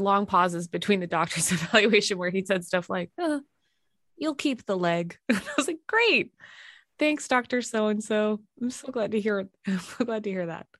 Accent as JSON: {"language": "English", "town": "Winnipeg", "region": "Manitoba", "country": "Canada", "tie": "born or raised there", "also_born_or_lived": "Minnesota", "moved": "yes", "said": "I loved growing up in a place with um, absolutely zero pretension."}